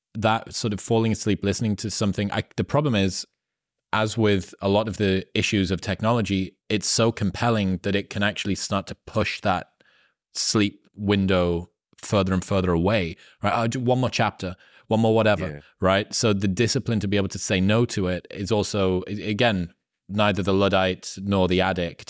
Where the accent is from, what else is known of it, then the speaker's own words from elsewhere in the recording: Newcastle upon Tyne, North East England, United Kingdom; I'm from Newcastle in the northeast of the UK, which is the last city before Scotland.